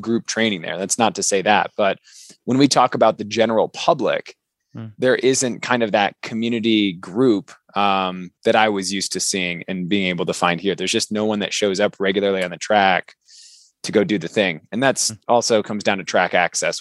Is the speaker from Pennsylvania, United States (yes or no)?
no; Michigan, United States; moved away as an adult; now in Colorado, United States; I grew up in Michigan originally